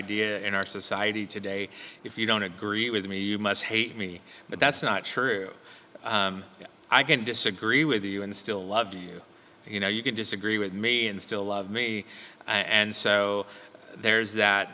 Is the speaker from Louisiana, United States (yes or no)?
no; Southern California, United States; I'm from Southern California, so I brought up with the Southern California culture